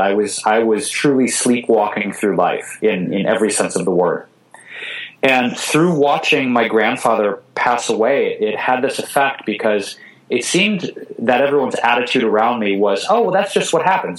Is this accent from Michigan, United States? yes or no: yes; Detroit, Michigan, United States; also born or lived in Chicago / New York City / Bay Area; now in Los Angeles, United States; I grew up in Detroit, Michigan